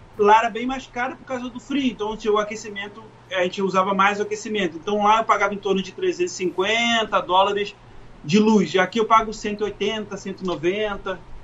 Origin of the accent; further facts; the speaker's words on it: Rio de Janeiro, Brazil; moved away as an adult; also born or lived in Memphis, Tennessee / Lakeland; now in Wellington, United States; que sou do Rio de Janeiro